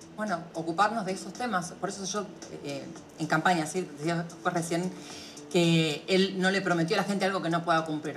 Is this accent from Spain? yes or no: no; Argentina; como argentinos